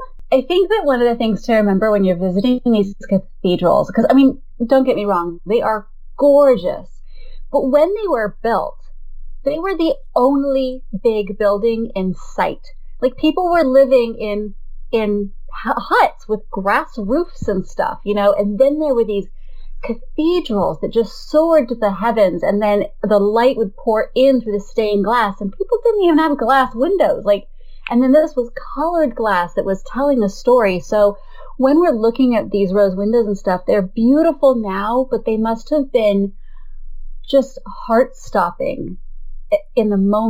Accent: United States; We're very American that way

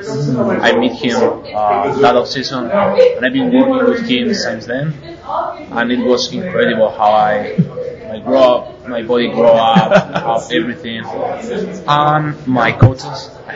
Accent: Spain; I'm from Spain

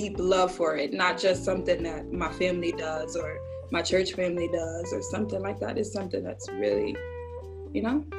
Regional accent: Connecticut, United States; because I'm from Connecticut.

